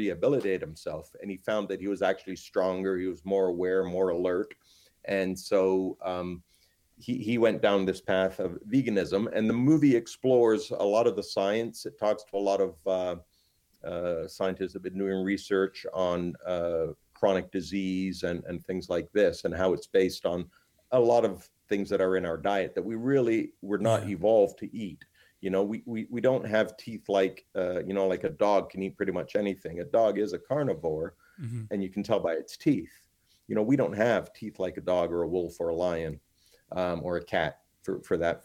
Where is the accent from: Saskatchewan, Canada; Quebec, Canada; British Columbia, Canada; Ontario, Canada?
Ontario, Canada; Toronto; now in Fort Lauderdale, United States; I grew up in Toronto